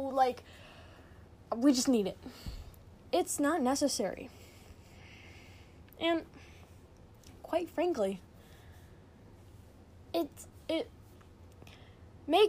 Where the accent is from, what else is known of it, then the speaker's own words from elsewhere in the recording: United States; We're American